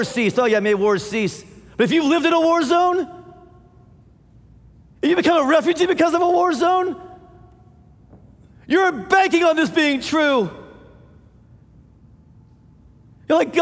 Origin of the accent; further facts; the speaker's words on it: United States; as American Christians